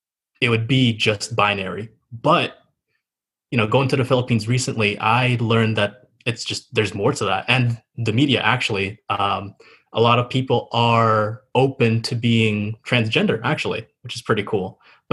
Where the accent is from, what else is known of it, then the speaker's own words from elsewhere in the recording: Worcester, Massachusetts, United States; born there; So story goes, I was born on 1998 here in Worcester, Massachusetts. We stayed here for a year or so.